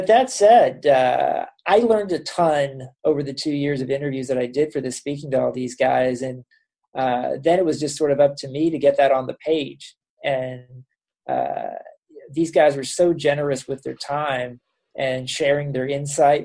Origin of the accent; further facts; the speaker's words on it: Kansas City, Missouri, United States; moved away; I'm from Kansas City originally